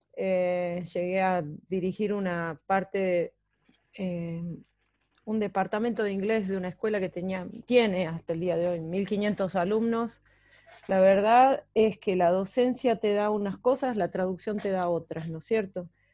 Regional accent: Catamarca, Argentina; moved away; yo soy de Catamarca

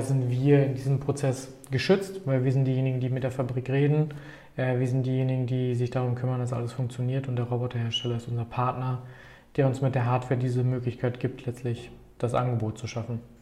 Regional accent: Paderborn, North Rhine-Westphalia, Germany; hier geboren und aufgewachsen in Paderborn

